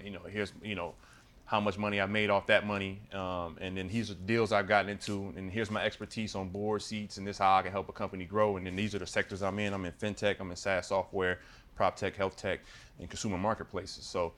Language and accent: English; Illinois, United States; I'm from Illinois